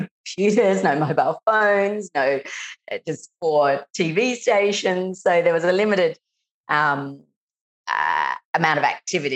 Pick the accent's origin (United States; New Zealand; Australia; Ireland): Australia; Adelaide, South Australia; I was born in Adelaide